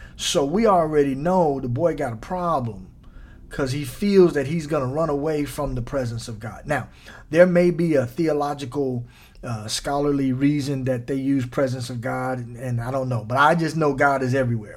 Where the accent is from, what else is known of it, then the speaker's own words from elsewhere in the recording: Midwest, United States; now in Southern California, United States; I'm from the Midwest